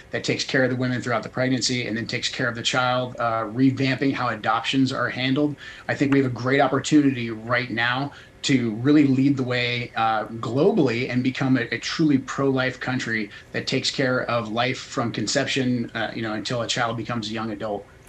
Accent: Portland, Oregon, United States; moved away as an adult; I grew up in Portland, left in 98, but I moved back briefly to get my kids closer to my family

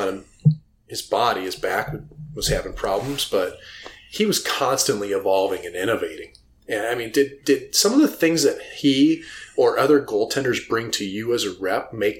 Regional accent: St. Louis, Missouri, United States; I grew up in St. Louis.

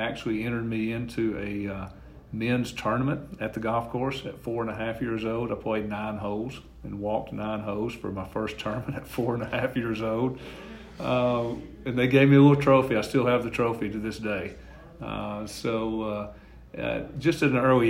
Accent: Fayetteville, Tennessee, United States; my hometown of Fayetteville

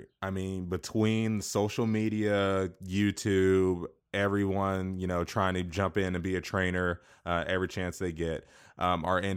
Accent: Wichita, Kansas, United States; I'm from Wichita, Kansas, which is only known for the Shockers

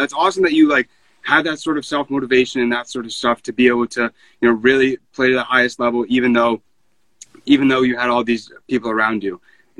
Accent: New England, New Hampshire, United States; I grew up in New England, so, like, I'm in New Hampshire

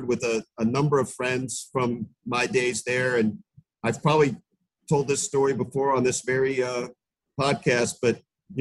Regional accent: Swarthmore, Pennsylvania, United States; I grew up in Swarthmore, went to Penn.

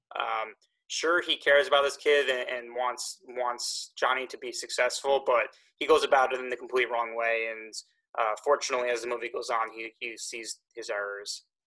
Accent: Eastchester, New York, United States; growing up in Eastchester, your license says Scarsdale on it

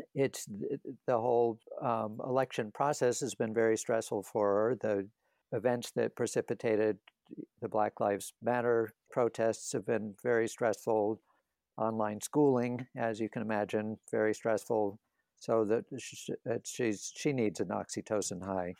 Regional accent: the South, United States; I grew up in the South

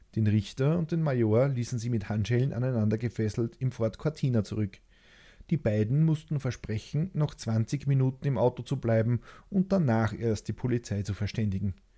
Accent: Austria; Ich liebe mein Heimatland.

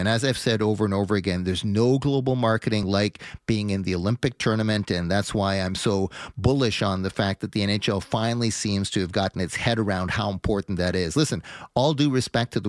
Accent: Montreal, Quebec, Canada; moved away; also born or lived in Vancouver; growing up in the West Island of Montreal.

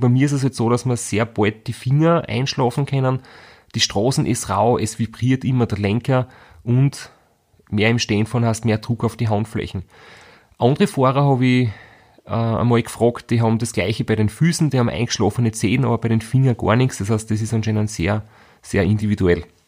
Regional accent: Graz, Styria, Austria; Wir sind beide aus Graz

